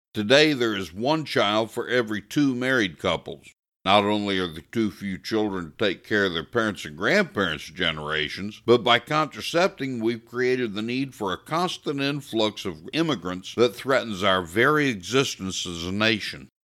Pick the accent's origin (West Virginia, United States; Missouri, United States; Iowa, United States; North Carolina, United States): Missouri, United States; I grew up here in Missouri in the sixties and seventies